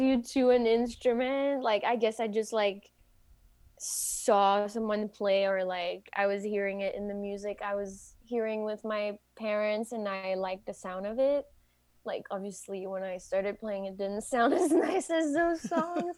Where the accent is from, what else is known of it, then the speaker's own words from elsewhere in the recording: Quebec City, Quebec, Canada; English is a second language; I am from Quebec City. And so I usually speak French